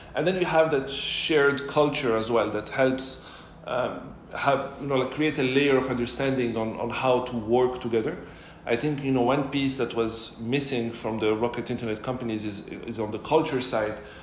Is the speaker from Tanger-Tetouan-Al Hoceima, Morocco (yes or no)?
no; Casablanca, Casablanca-Settat, Morocco; also born or lived in Montreal / Paris / Singapore / London; now in Dubai, United Arab Emirates; I'm originally from Morocco, born and raised in Casablanca.